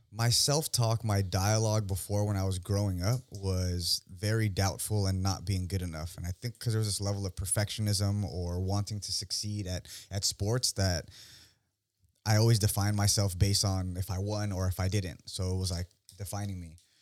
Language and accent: English; Union City, California, United States; moved away as an adult; now in San Diego, United States; I'm born and raised in the Bay Area, uh, specifically Union City, the Yoon.